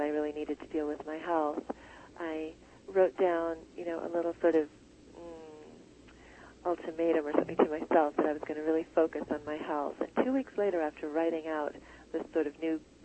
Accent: United States; the standard fare that we grew up with here in America

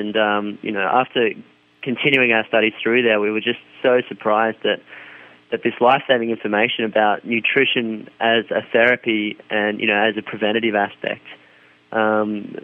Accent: Australia; growing up in Australia

